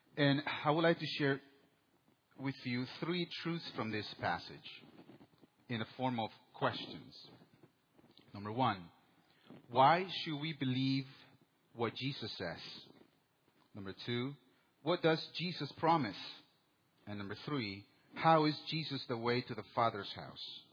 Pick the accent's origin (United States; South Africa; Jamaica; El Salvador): El Salvador; moved away; in 1984 in my hometown. My country, El Salvador, was going through a civil war